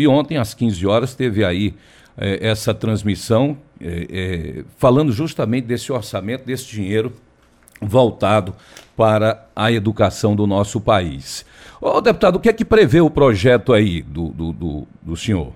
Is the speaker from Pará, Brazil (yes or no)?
no; Ceará, Brazil; sou muito bairrista, eu, eu, gosto muito da minha terra